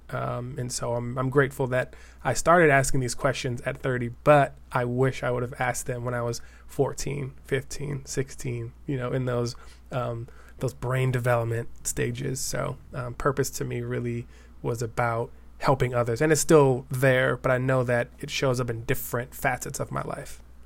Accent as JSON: {"language": "English", "town": "Denver", "region": "Colorado", "country": "United States", "moved": "as an adult", "lives_now": "East Bay, California, United States", "said": "I'm originally from Denver, Colorado"}